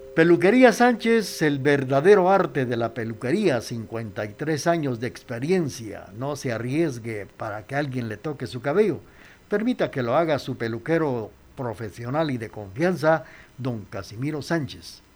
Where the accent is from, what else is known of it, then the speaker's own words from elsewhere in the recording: Quetzaltenango, Guatemala; nuestra ciudad de Quesaltenango